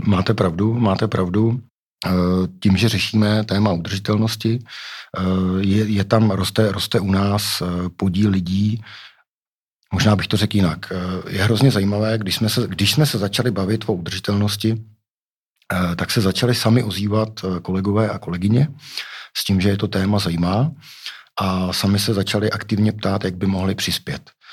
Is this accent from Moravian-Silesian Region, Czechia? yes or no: no; Pardubice, Pardubice Region, Czechia; já jsem z Pardubic, Pardubice to je, to je město cyklistů